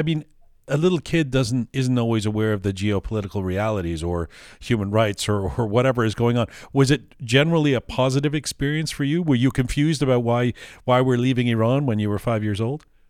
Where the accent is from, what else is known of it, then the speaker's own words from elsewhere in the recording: Canada; growing up as a as a liberal or sort of lefting left wing kid, you know, for me it was always in Canada